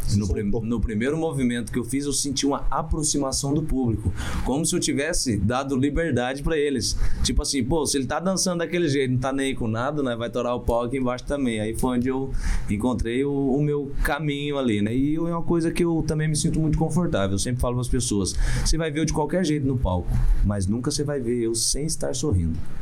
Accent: Ivaté, Paraná, Brazil; eu sou de Ivaté, que é uma cidade que fica a 120 quilômetros do, do Paraguai

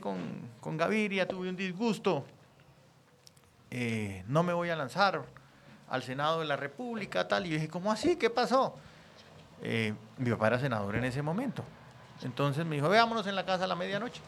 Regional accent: Santander, Colombia; moved away; also born or lived in Bogotá; Yo soy santanderiano

